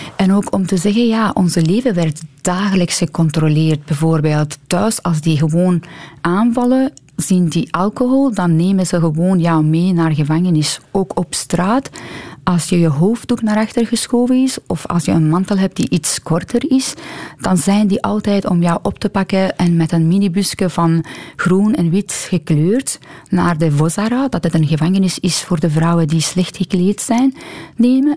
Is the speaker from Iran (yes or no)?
yes; Iran; Dutch is a second language; moved away as an adult; now in Belgium; mijn jeugd in Iran